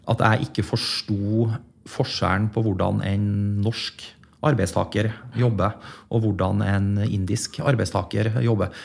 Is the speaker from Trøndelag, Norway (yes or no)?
yes; Leksvik, Trøndelag, Norway; also born or lived in Middle East; Det var jo et knakende dynamisk industrimiljø i Leksvika, der jeg kommer fra.